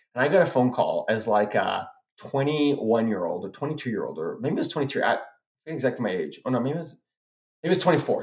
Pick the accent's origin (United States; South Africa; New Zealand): South Africa; moved away; I went back to Africa, and because that's where we're from. We we're immigrated from South Africa